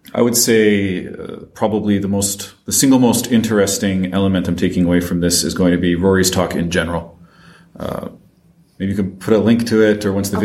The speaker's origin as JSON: {"language": "English", "country": "France", "also_born_or_lived": "Paris", "said": "despite my accent, I am French and I live in Paris"}